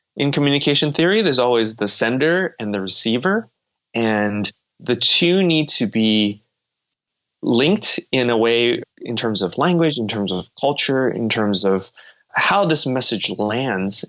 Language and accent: English; United States; I was born and raised in the United States completely.